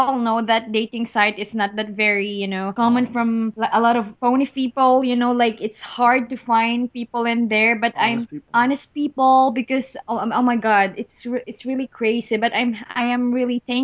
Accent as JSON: {"language": "English", "town": "General Santos", "region": "Mindanao", "country": "Philippines", "also_born_or_lived": "China", "second_language": "English", "moved": "as an adult", "lives_now": "California, United States", "said": "I came from General Santos City."}